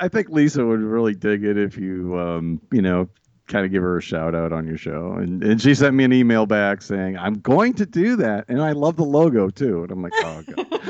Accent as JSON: {"language": "English", "region": "Massachusetts", "country": "United States", "tie": "born or raised there", "said": "I grew up in Massachusetts"}